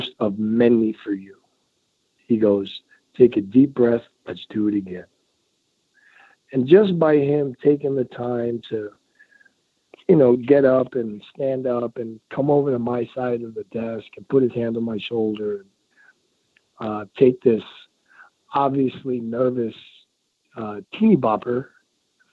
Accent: New York City, New York, United States; now in Colorado, United States; I grew up in Queens. I grew up in a middle-class neighborhood in Queens

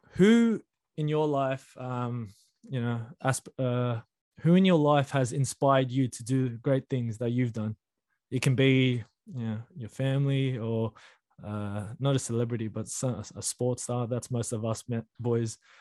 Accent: Australia; We were born here, me and you. So we're basically Australian with um, foreign parents.

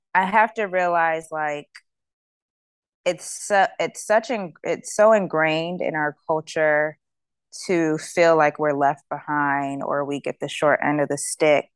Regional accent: East Coast, United States; I told her I was from the East Coast

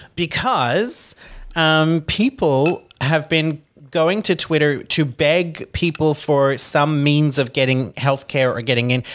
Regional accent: Australia; moved away; as an Australian citizen

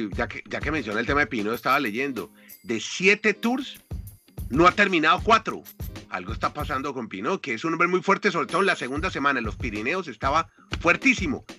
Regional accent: Colombia; como colombiano

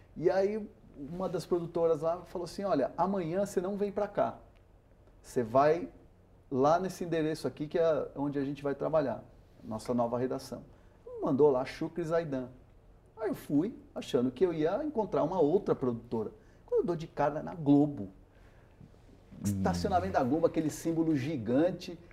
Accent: São Paulo, Brazil; first language Spanish; Portuguese is a second language; eu sou brasileiro também por acidente, porque eu nasci, eu, a, primeira, a primeira língua que eu aprendi em casa foi o castelhano

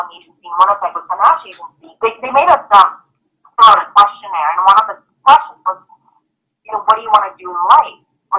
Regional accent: Belgrade, Serbia; moved away; I was born in former Yugoslavia in Belgrade, which is currently Serbia

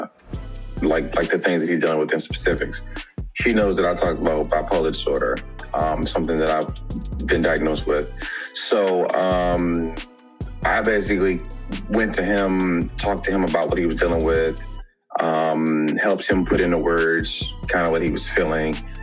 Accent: Capitol Heights, Maryland, United States; I'm from the DMV, from Capitol Heights, Maryland.

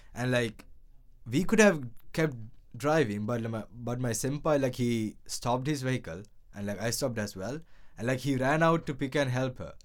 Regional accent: Sri Lanka; now in Japan; I'm from Sri Lanka

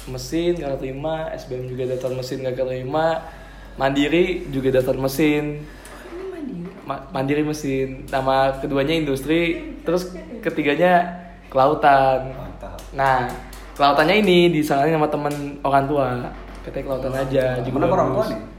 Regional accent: Bogor, West Java, Indonesia; Aku dari Bogor, kota hujan.

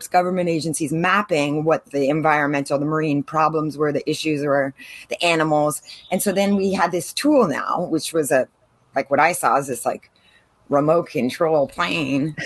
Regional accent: San Diego, California, United States; moved away as an adult; also born or lived in Caribbean; now in San Diego, United States; I'm from San Diego, grew up here, born and raised Californian to the bone, but I moved over 20 years ago to the Caribbean

